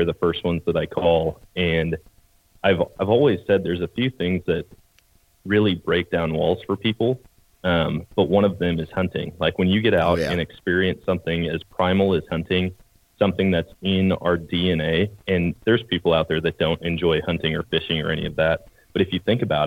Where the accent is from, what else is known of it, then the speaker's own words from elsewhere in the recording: Eau Claire, Wisconsin, United States; moved away; I grew up in Wisconsin, Eau Claire, Wisconsin, and born and raised there